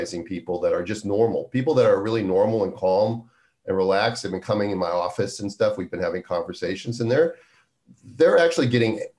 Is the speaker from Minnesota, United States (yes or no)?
yes; Minnesota, United States; growing up in Minnesota